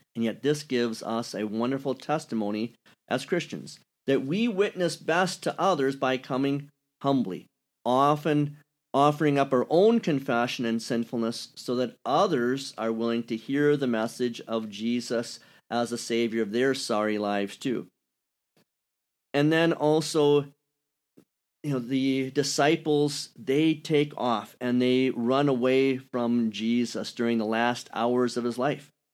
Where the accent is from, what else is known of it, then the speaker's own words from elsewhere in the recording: Wisconsin, United States; accent: Wisconsin; moved away; also born or lived in Kentucky; I sound like I'm from Wisconsin